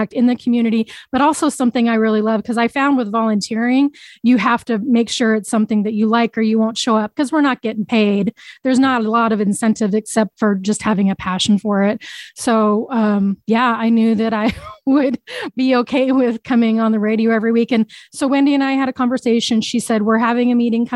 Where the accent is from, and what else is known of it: Boise, Idaho, United States; born or raised there